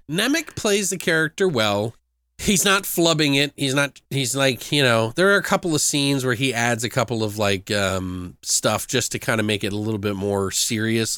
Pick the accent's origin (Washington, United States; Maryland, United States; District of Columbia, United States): Maryland, United States; moved away; I am from Maryland originally